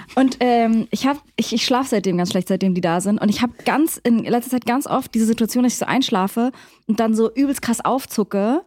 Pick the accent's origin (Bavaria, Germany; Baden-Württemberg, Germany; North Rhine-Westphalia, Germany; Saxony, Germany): Saxony, Germany; Leipzig; Wir kommen aus Leipzig